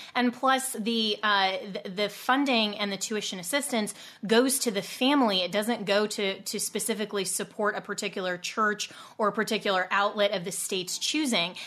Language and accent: English; Colorado, United States; my home state of Colorado